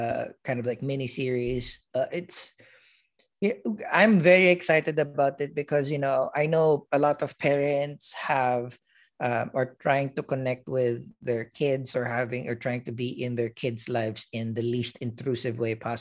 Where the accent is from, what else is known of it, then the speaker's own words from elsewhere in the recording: Philippines; moved away; growing up in the Philippines and, you know, being in a smaller school when I was in grade school